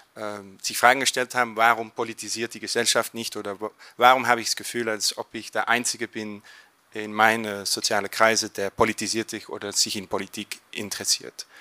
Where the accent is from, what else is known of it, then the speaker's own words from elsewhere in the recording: Flanders, Belgium; German is a second language; in Flandern oder Belgien, wo ich herkomme